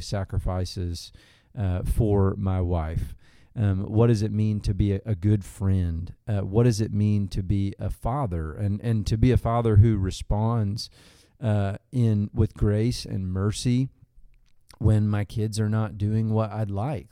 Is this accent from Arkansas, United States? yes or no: yes; Arkansas, United States; grew up in Arkansas